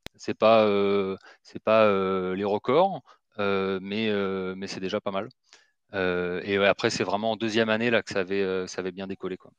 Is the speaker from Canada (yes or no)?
no; Marseille, Provence-Alpes-Côte d'Azur, France; moved away as an adult; also born or lived in Paris; je suis originaire de Marseille. j'y ai grandi, hein, jusqu'au bac.